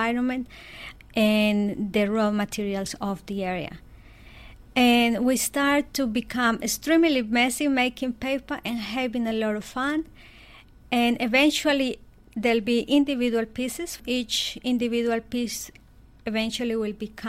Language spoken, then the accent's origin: English; Colombia; I was born in Colombia in a very small village, and my parents' backyard was my everything.